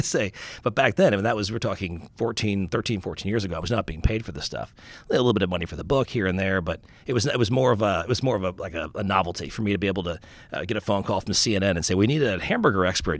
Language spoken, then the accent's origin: English; Long Island, New York, United States; I grew up in Long Island